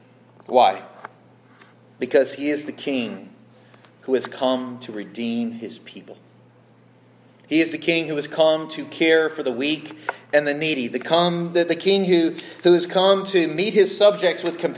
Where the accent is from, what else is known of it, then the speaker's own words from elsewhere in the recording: United States; I'm an American.